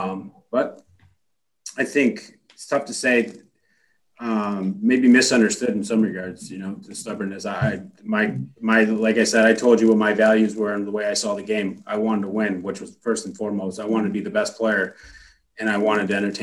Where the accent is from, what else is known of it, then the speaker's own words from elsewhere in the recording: United States; being an American guy and playing in Canada